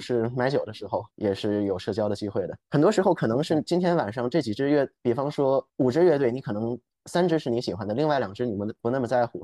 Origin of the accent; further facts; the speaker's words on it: Beijing, China; also born or lived in New York; 我现在所在的城市是北京，我从小也在北京出生长大。那之前也就是在读研究生的时候，在纽约待了差不多两年的时间